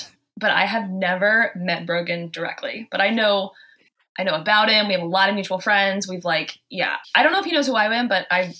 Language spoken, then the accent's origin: English; the South, United States; now in Boston, United States; I came from the South. And so when I moved to Boston, I was holding doors open. I was saying, "Y'all," I honestly had to tone it down because everyone thought I was hitting on them.